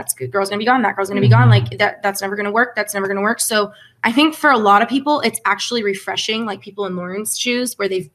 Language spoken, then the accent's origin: English; Southern California, United States; I was born and raised in Southern California